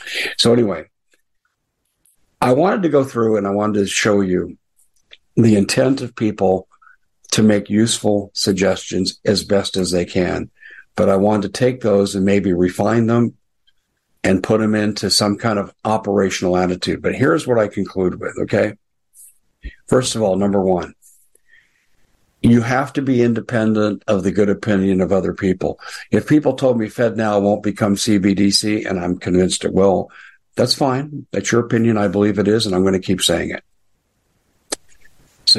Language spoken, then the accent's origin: English; United States; I'm an American